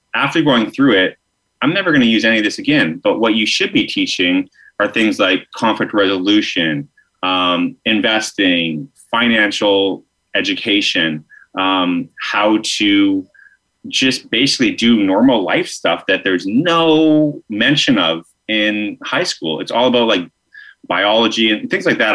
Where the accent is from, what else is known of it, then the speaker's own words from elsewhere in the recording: Alberta, Canada; I grew up in Alberta.